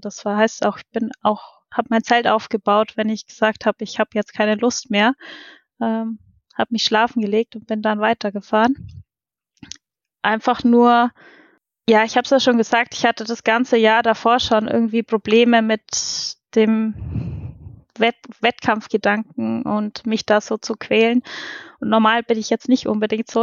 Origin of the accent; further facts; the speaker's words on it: Roth, Bavaria, Germany; komme aus Rot